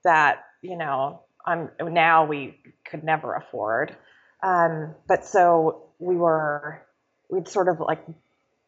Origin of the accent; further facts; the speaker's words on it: outside San Francisco, California, United States; also born or lived in San Diego, California; I grew up outside San Francisco in the suburbs